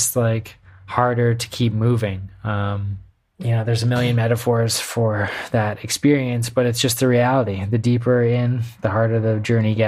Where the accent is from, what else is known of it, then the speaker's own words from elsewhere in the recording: Canada; now in United States; Being Canadian